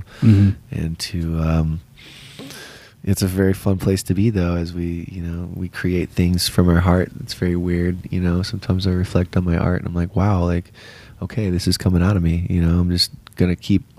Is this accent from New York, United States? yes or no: no; San Diego, California, United States; also born or lived in Colorado / Durango; now in Denver, United States; I grew up out in San Diego